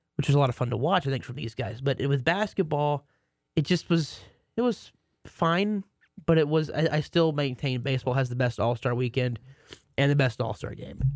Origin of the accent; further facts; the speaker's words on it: Waxahachie, Texas, United States; my hometown, Waxahachie, Texas, has a college